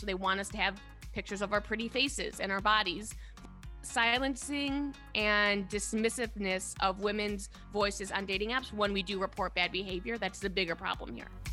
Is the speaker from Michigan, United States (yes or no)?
yes; Detroit, Michigan, United States; moved away as an adult; also born or lived in New York; I moved home to Detroit from New York about ten years ago